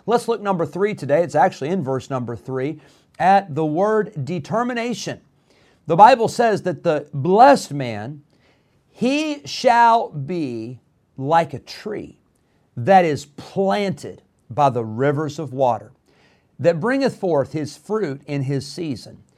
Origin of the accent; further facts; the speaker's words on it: Rockford, Illinois, United States; also born or lived in California; we moved to Rockford, Illinois. My dad was planted there in Rockford, Illinois for 16 years.